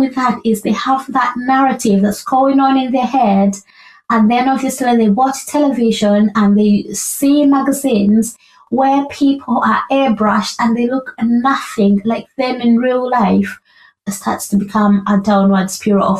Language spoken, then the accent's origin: English; Uganda; moved away as an adult; I was raised in Uganda for pretty much most of my young life and young adult life.